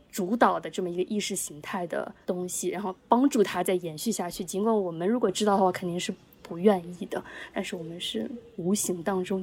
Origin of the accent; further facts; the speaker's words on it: China; now in United States; 比如说，我有也是来自中国的朋友